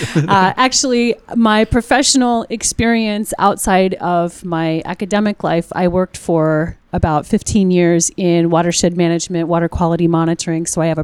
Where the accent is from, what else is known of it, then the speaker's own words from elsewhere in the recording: Iowa, United States; a farm kid growing up in Iowa